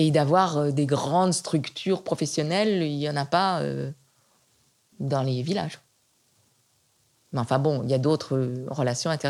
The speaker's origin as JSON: {"language": "French", "region": "Provence-Alpes-Côte d'Azur", "country": "France", "said": "et chez moi, en Provence, il y a des petites collines légères et c'est très agréable."}